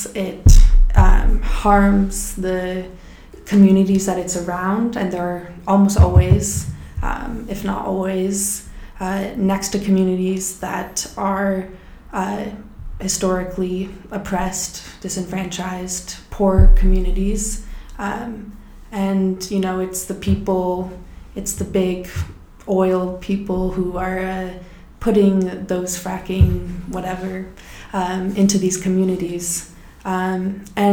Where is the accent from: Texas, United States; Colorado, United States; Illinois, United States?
Colorado, United States; I'm from Colorado